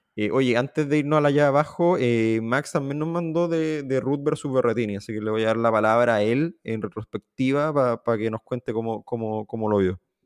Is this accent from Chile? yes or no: yes; Chile; siendo chileno